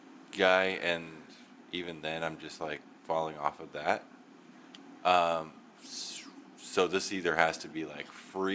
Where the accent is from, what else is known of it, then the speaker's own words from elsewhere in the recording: Louisiana, United States; I'm from Louisiana, so I'm used to this.